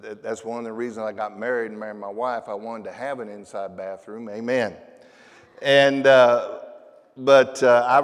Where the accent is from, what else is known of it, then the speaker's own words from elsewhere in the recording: Tulsa, Oklahoma, United States; I am from Tulsa, Oklahoma